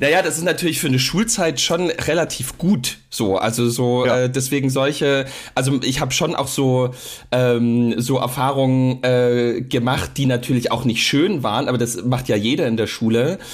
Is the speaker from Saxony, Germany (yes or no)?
yes; Saxony, Germany; also born or lived in Dresden; bei uns in Sachsen